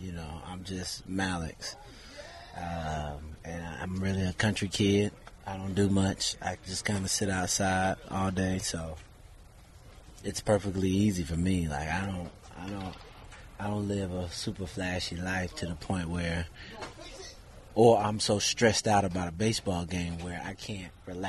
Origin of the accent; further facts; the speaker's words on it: Florida, United States; rep Florida. I represent Florida. So it's just like a bonus being able to represent and play in my home state